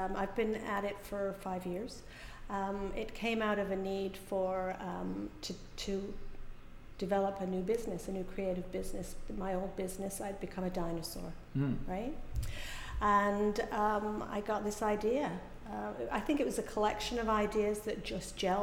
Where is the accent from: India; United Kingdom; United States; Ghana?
United Kingdom; England; moved away as an adult; also born or lived in Calgary, Canada; now in Canada; I was born in England. I went to school in England